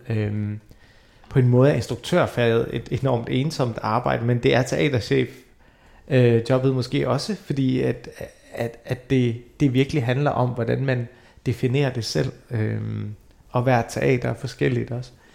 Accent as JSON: {"language": "Danish", "country": "Denmark", "tie": "born or raised there", "also_born_or_lived": "Iraq", "said": "jeg er født i Irak og kom til Danmark i 92"}